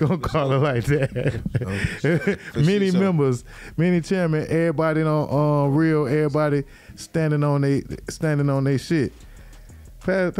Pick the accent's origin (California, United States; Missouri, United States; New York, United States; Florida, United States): Florida, United States; I'm from Florida